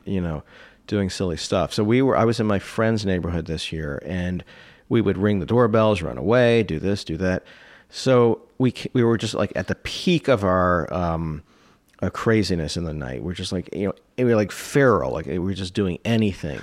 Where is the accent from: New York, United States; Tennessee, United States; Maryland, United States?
Maryland, United States; the DC area; I grew up in the D C area, Maryland